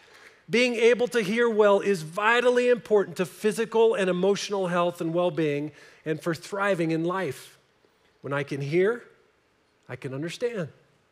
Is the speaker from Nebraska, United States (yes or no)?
yes; Nebraska, United States; I'm from Nebraska, so I can say this.